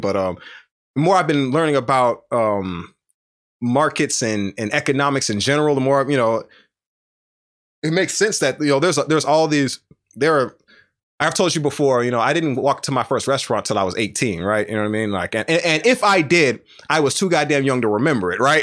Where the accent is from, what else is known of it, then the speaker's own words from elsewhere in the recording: the South, United States; I'm from the South